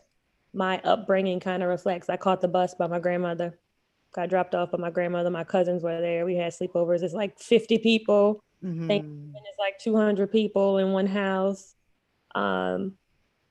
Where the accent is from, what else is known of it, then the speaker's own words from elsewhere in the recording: LaPlace, Louisiana, United States; I am from a small town, Southern Louisiana, called Laplace, Louisiana.